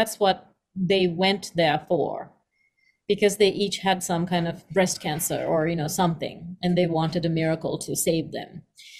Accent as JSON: {"language": "English", "country": "Sri Lanka", "tie": "born or raised there", "moved": "yes", "said": "when you grow up in Sri Lanka, at the time that I grew up"}